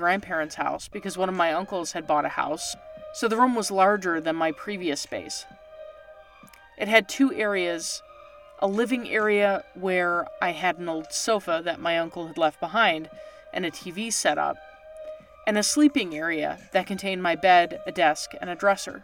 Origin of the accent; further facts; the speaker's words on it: Canada; moved away; I'm from Canada originally